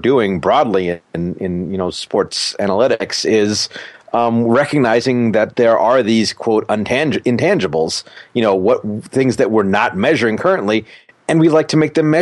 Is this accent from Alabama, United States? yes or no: no; Alaska, United States; I did play hockey growing up. I'm from Alaska